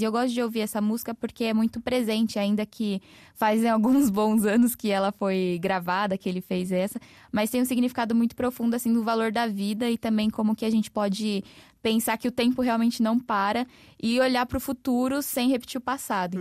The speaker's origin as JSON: {"language": "Portuguese", "region": "São Paulo", "country": "Brazil", "tie": "born or raised there", "also_born_or_lived": "Mogi das Cruzes", "said": "o lugar de onde eu vim, em São Paulo, chama Grajaú, que é um distrito de maior índice de vulnerabilidade"}